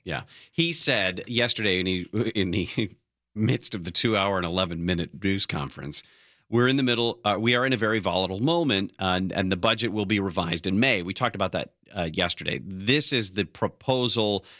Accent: North Bay, California, United States; I grew up in the North Bay

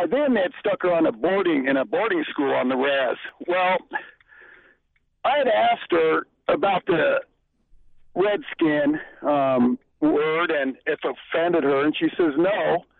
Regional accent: Arvada, Colorado, United States; in the early 80s when I was an Arvada Redskin.

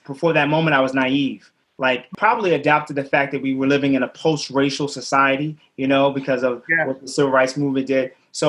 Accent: Tinton Falls, New Jersey, United States; now in Chicago, United States; born and raised in Tin Falls, New Jersey, which is a small suburb about an hour and 20 minutes from the Bronx, New York. My parents were from South Carolina, are from South Carolina and North Carolina. My dad from South, my mom from North.

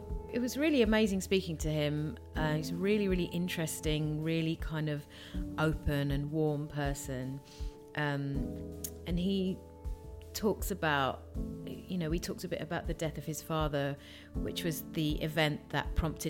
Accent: Tongue, Scotland, United Kingdom; from Tongue.

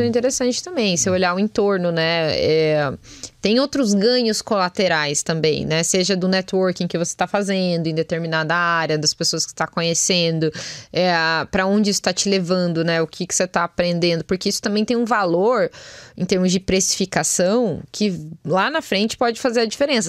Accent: Brazil; a gente como brasileiro, como um povo, né, que vem aí, a gente já traz bagagem

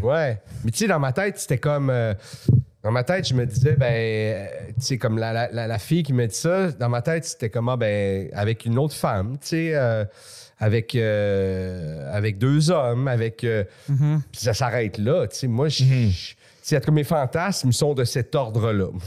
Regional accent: Laval, Quebec, Canada; also born or lived in Montreal; je suis né à Montréal. Jusqu'à 9 ans, j'étais à Montréal, mais après ça, c'était où ah on était, c'était la banlieue

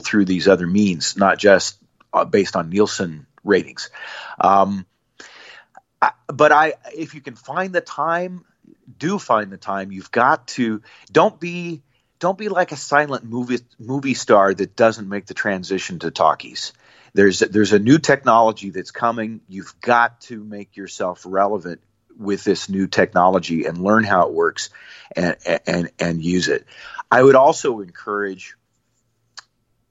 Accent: Nebraska, United States; I grew up in Nebraska

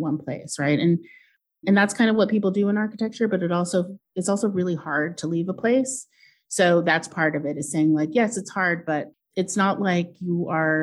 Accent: Portland, Oregon, United States; I grew up in Portland

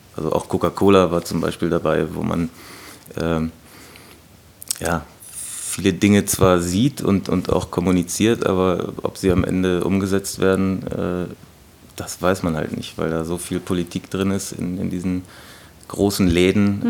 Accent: Gifhorn, Lower Saxony, Germany; also born or lived in Berlin; now in Hannover, Germany; ich komme aus dem Raum Gifhorn. Das ist also zwischen Braunschweig und Hannover

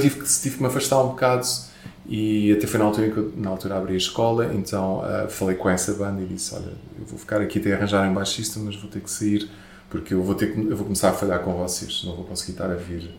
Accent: Portugal; Mas eu também sou latino, não é? Eu também sou daqui

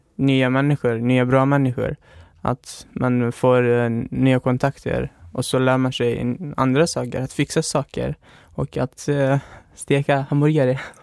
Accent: Pakistan; Swedish is a second language; also born or lived in Afghanistan; now in Sweden; Jag uh, är född och uppväxt i Pakistan men har min ursprung i Afghanistan

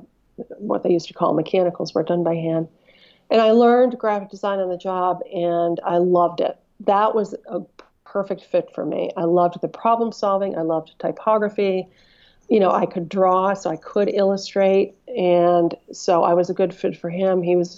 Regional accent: Northeast, United States; Growing up in the Northeast, many industrial cities try so hard, and it's so hard to get things done.

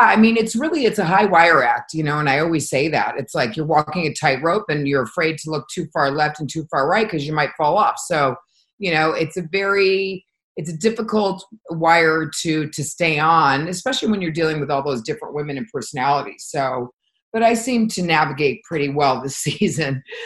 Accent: Connecticut, United States; moved away; growing up in Connecticut

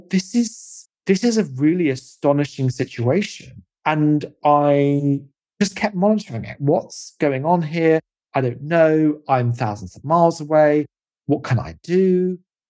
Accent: United Kingdom; also born or lived in California; a British person

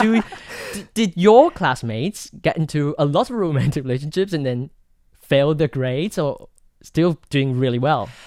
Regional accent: Taoyuan, Taiwan; the best high school in my hometown, Taoyuan

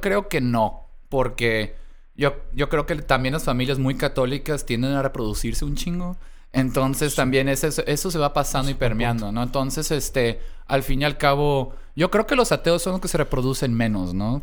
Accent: Mexico; a pesar de mis dos apellidos me siento muy mexicano

